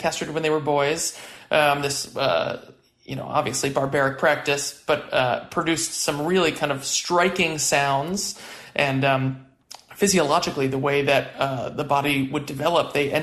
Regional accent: New York City, New York, United States; moved away as an adult; now in San Francisco Bay Area, United States; I grew up in Prospect Heights in Brooklyn

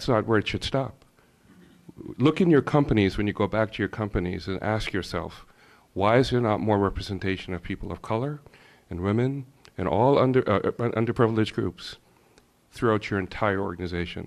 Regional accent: Jamaica; also born or lived in Bahamas; now in Pittsford, United States; I grew up in the Caribbean, in the originally from Jamaica

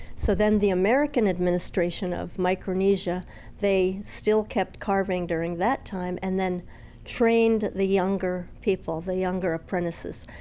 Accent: Palau; I grew up in Palau watching the storyboard carvers

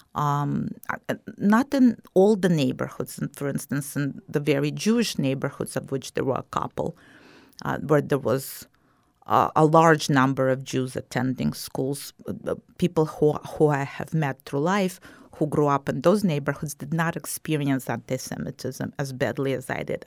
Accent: Kyiv, Ukraine; moved away as an adult; also born or lived in New York; now in Southwest Florida, United States; I was born and raised in Kyiv, and I pronounced it in the Russian way, not in the Ukrainian way.

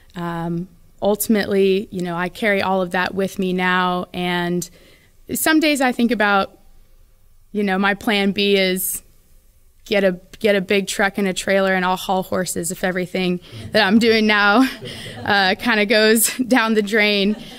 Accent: Phoenix area, Arizona, United States; also born or lived in Enumclaw, Washington; now in San Antonio, United States; when I was in first grade, we moved to Phoenix

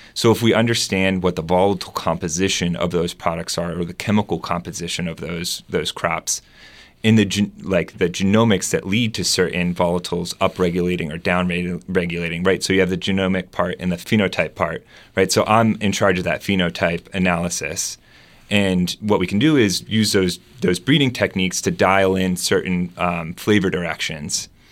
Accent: Delaware, United States; also born or lived in West Coast / Germany; now in Arkansas, United States; I'm not from Arkansas. I grew up in Delaware.

